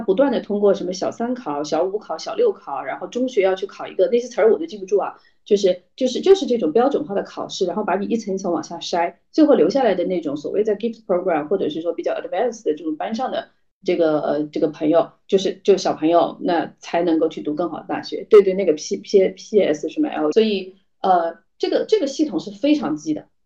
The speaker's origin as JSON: {"language": "Chinese", "region": "Chongqing", "country": "China", "moved": "yes", "lives_now": "Singapore", "said": "我是重庆人，我是，我是一个吃，典型的四川胃"}